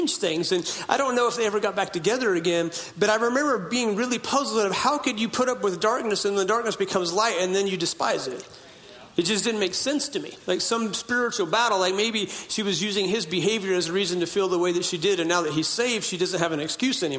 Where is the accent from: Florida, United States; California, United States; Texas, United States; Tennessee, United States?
California, United States; Hoopa Valley Indian Reservation, Northern; I was born in Hoopaw Indian Reservation in Northern California.